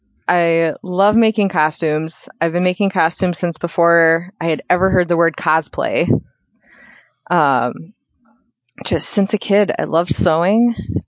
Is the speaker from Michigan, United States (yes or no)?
no; Minnesota, United States; I am from Minnesota, born and raised.